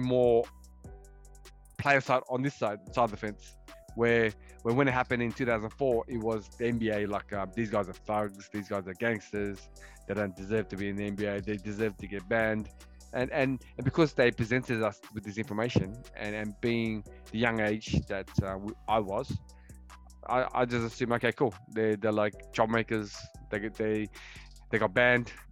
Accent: Australia; As an Australian

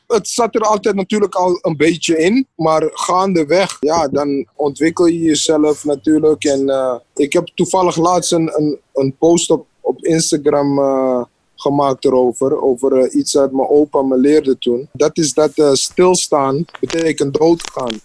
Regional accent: Suriname; ik kom uit Suriname

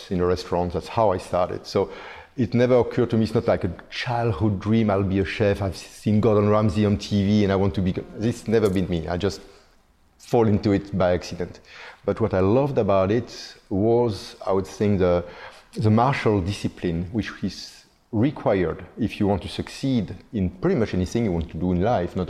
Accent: Belgium; moved away as an adult; now in Singapore; I'm originally from Belgium. I've been living in Singapore for the past 20 years.

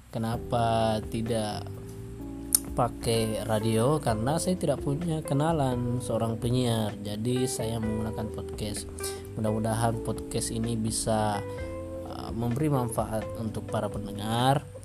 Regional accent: Makassar, South Sulawesi, Indonesia; Salam kenal … Saya dari Makassar dan podcast ini adalah podcast yang saya buat

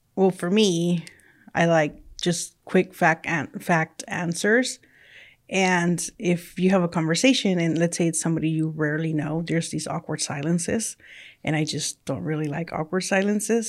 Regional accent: California, United States; first language Spanish; English is a second language; moved away as an adult; also born or lived in Mexico; I was originally born in Mexico, and then I grew up in California. So my primary language was Spanish, and then I learned English along the way

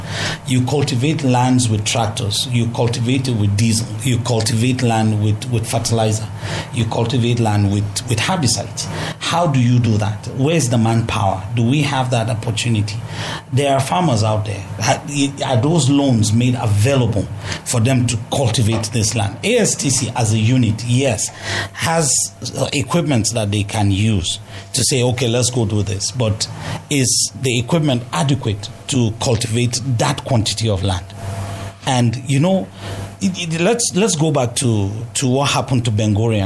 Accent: Jos, Plateau, Nigeria; I'm from Jos

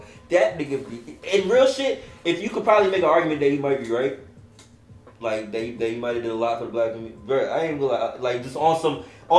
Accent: Miami, Florida, United States; growing up in Miami

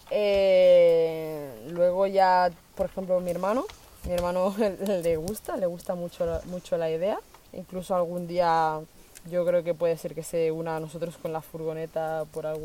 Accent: Colombia; tenía a mi madre y a mi hermano aquí, que como os comentaba que somos de Colombia, pero se fueron hace un año y medio.

